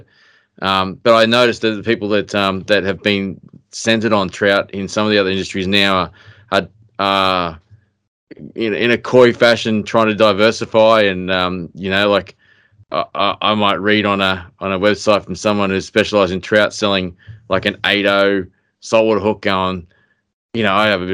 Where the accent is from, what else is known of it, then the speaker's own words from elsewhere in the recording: Queensland, Australia; moved away; also born or lived in Jindabyne; where I grew up in Queensland